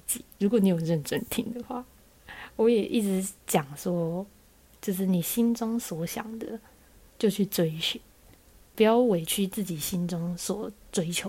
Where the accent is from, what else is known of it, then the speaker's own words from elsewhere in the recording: Taoyuan, Taiwan; 大家都知道我们是桃园人了，